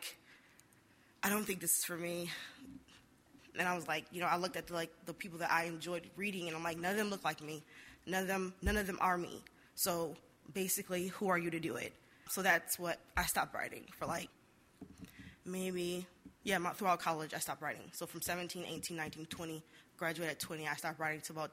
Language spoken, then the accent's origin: English; Detroit, Michigan, United States; I'm from Detroit